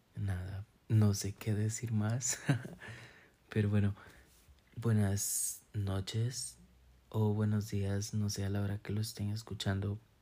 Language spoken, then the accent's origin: Spanish; San Carlos, Alajuela, Costa Rica; now in Monteverde, Costa Rica; soy de San Carlos, Costa Rica.